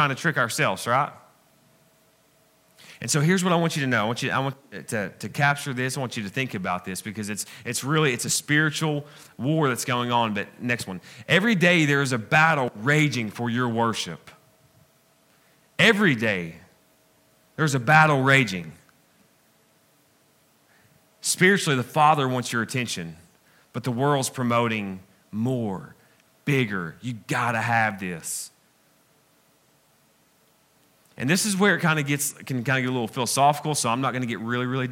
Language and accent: English; the South, United States; I'm from the South, man, okay? I have some education, but I'm still country